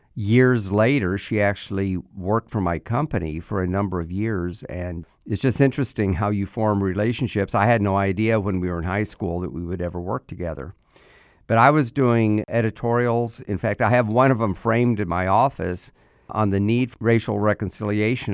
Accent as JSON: {"language": "English", "country": "United States", "said": "our country"}